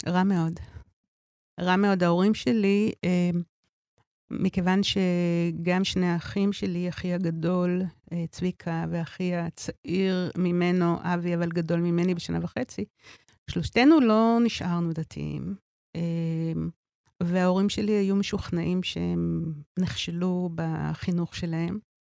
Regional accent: Tel Aviv, Tel Aviv District, Israel; אני גדלתי בתל אביב

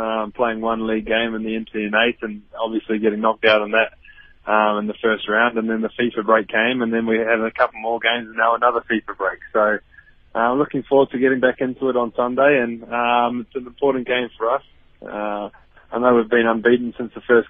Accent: New Zealand; now in South Africa; Very happy Kiwi today

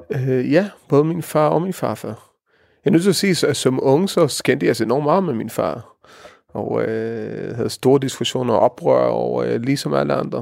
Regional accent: Israel; Danish is a second language; moved away as an adult; also born or lived in Norway; now in Denmark; jeg er opvokset i Israel

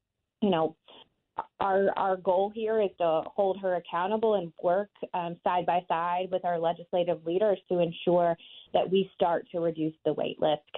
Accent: Kansas, United States; also born or lived in Washington; my home state of Kansas

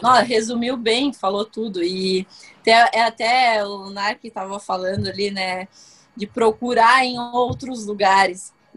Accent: Brazil; Eu, como brasileira

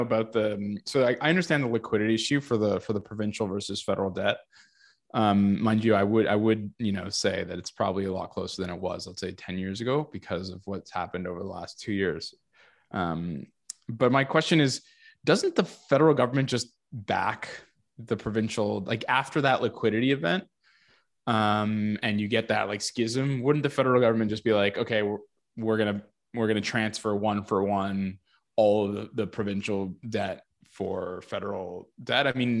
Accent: Quebec, Canada; I'm from Quebec

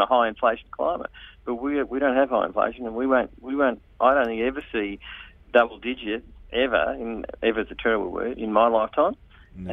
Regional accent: Sydney, New South Wales, Australia; I'm from Sydney as well

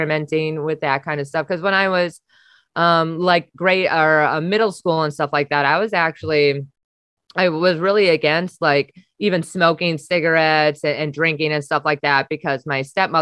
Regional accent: Wisconsin, United States; moved away; I'm from Wisconsin

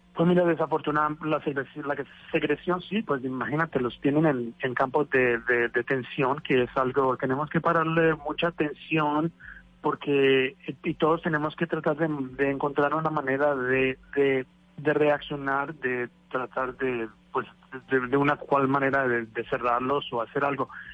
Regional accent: Cali, Valle del Cauca, Colombia; now in New York, United States; nacer en Cali, porque yo creo que en Cali todos nacemos a bailar

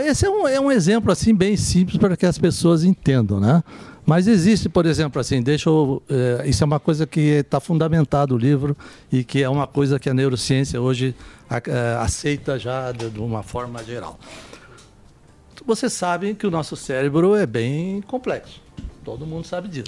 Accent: Santa Catarina, Brazil; Lá de Santa Catarina, eu sou lá de Santa

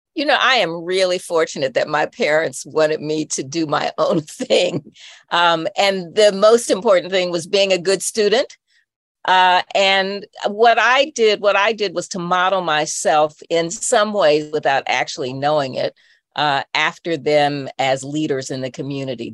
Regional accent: Indianapolis, Indiana, United States; also born or lived in Chicago, Illinois; I grew up in Indianapolis uh, in a suburb that was Black and that was right outside of the city

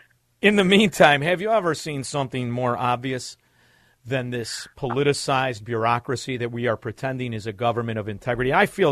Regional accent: Chicago, Illinois, United States; I'm from Chicago, right?

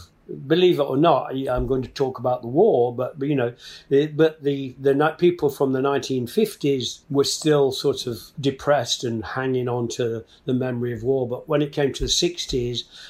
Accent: Nottingham, East Midlands, United Kingdom; my hometown of Nottingham

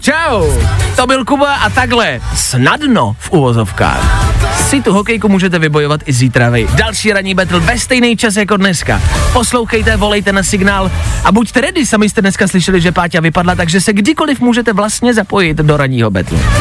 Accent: Czechia; jsme Češi

